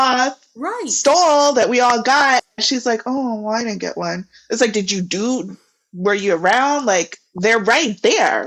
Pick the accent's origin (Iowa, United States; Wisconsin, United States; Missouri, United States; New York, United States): Missouri, United States; moved away; we're both from Missouri